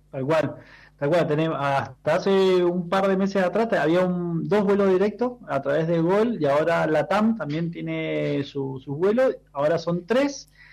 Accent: Mendoza, Argentina; yo como mendocino

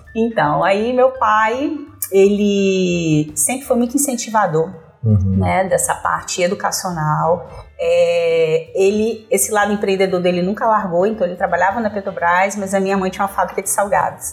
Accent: São Mateus, Espírito Santo, Brazil; also born or lived in Vitória / Vila Velha; Nasci em Vitória. Nasci em Vitória. Quando chegamos em São Mateus

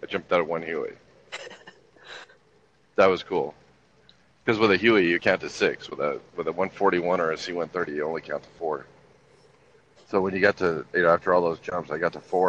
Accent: Los Angeles, California, United States; moved away as an adult; also born or lived in Fort Bragg, North Carolina; I grew up in Los Angeles, which is very multicultural

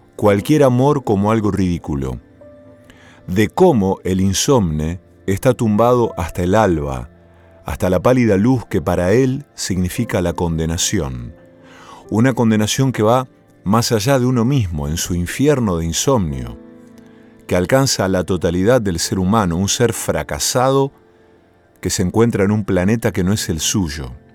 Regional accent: Villa Cañas, Santa Fe, Argentina; moved away; en mi pueblo natal, en Villa Cañas

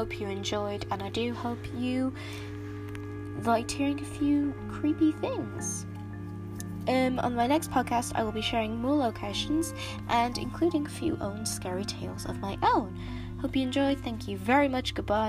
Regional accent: United Kingdom; I'm British

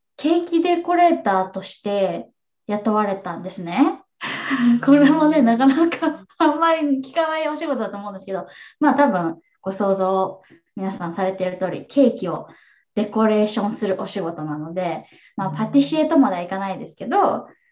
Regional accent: Japan; moved away as an adult; also born or lived in New York, United States; now in Seattle, United States; 県出身で、え国際結婚を経て7年ぐらい前にアメリカに移住してきて

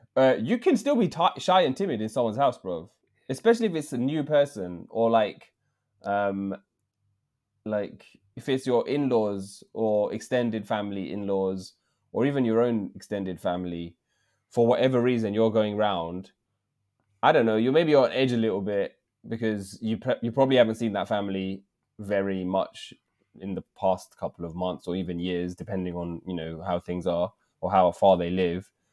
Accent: England, United Kingdom; accent: English; my accent, English accent

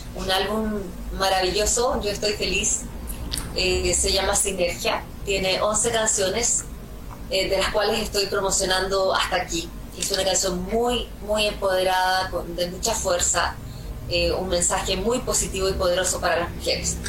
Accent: Chile; mi país

